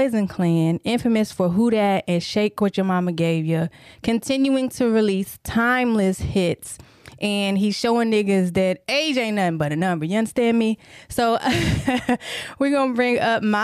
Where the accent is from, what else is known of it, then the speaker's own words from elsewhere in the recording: Tennessee, United States; also born or lived in Detroit, Michigan; I'm originally from Detroit, but I was raised in Tennessee